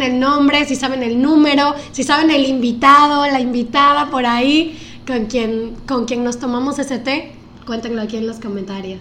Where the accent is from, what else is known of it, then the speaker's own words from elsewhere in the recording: Guerrero, Mexico; somos dos costeños enamorados de Acapulco